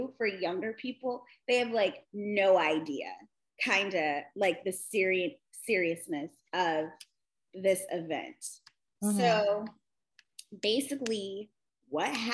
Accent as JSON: {"language": "English", "region": "West Coast", "country": "United States", "tie": "born or raised there", "said": "I grew up on the West Coast. We grew up on the West Coast."}